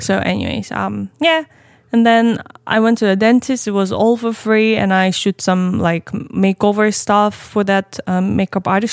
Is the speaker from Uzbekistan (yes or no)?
yes; Uzbekistan; moved away; I was raised in Uzbekistan